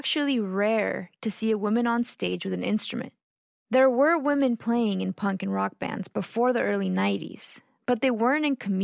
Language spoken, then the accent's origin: English; Austin, Texas, United States; born or raised there; also born or lived in Mexico / McAllen, Texas